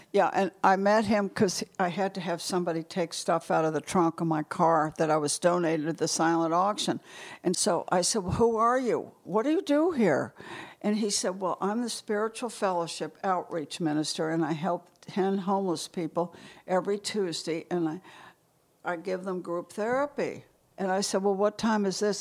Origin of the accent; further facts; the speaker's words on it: St. Louis, Missouri, United States; moved away as an adult; also born or lived in New York / New Haven, Connecticut; now in Connecticut, United States; close friends that gr, I grew up with in Saint Louis